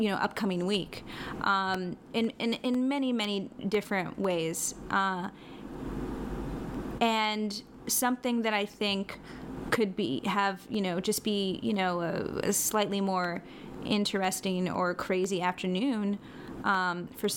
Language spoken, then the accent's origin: English; New York, United States; I was born in New York